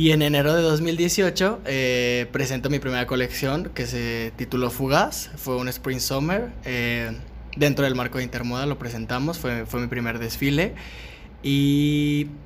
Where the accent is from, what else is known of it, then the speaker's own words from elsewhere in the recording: Guadalajara, Jalisco, Mexico; la, mujer como mexicana y, y en general de aquí de Guadalajara